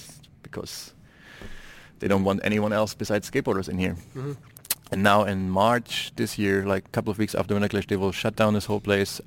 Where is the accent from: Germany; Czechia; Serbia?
Germany; Dresden, Saxony; my hometown, Dresden, which is in the east of Germany